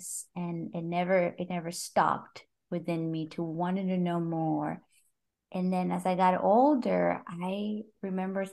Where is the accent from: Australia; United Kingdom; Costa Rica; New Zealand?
Costa Rica; English is a second language; moved away; also born or lived in Brazil; I'm from Costa Rica, but you know, my English was decent enough